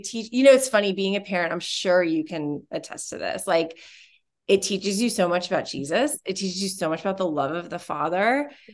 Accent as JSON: {"language": "English", "town": "Orlando", "region": "Florida", "country": "United States", "also_born_or_lived": "Australia", "moved": "as an adult", "lives_now": "Dallas, United States", "said": "we are originally from Florida. We were in Orlando, Florida for a long time"}